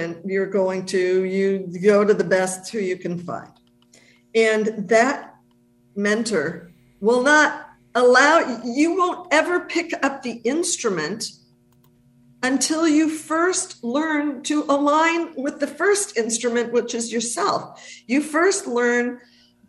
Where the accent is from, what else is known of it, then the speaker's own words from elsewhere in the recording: Los Angeles, California, United States; moved away as an adult; I was born and raised in the United States until I left